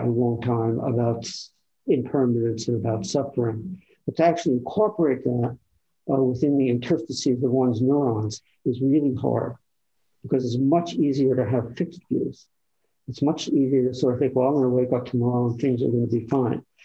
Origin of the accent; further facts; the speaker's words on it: Northeast, United States; moved away; I'm from the Northeast where, you know, this time of year there'd be colors to see